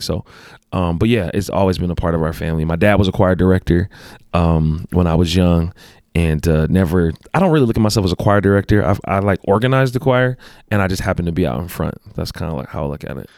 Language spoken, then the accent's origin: English; Los Angeles, California, United States; moved away as an adult; also born or lived in Compton, California; now in Utah, United States; born and raised in Los Angeles, California.